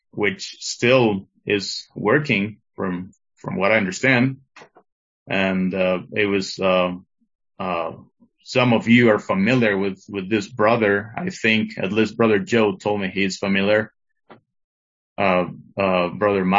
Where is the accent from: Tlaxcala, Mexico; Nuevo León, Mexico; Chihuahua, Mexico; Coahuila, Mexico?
Tlaxcala, Mexico; also born or lived in Mexico City; when I was about 4 to 5 years old, we came to live from Mexico City here to Tlaxcala, to this small state and small city